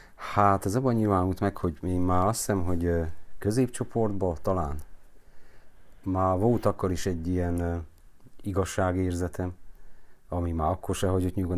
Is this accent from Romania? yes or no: yes; Romania; ahol én felnőttem, az a forradalom negyed, a régi augusztus 23